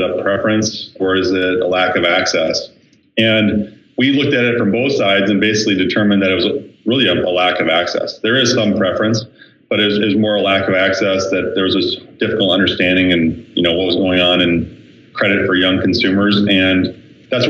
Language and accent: English; Minneapolis, Minnesota, United States; growing up in Minneapolis